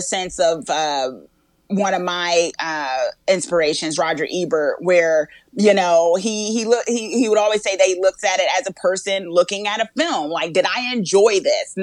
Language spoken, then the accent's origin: English; Newark, New Jersey, United States; I was born and raised in Newark, New Jersey.